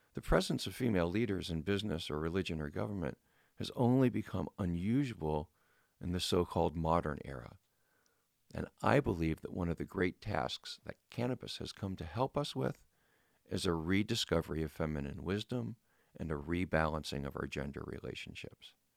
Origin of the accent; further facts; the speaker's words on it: California, United States; my home state of California